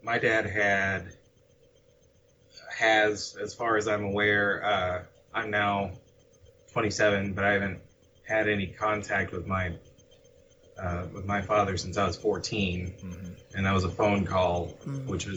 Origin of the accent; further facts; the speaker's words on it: Northern Virginia, United States; also born or lived in Leesburg, Virginia; I grew up in Northern Virginia.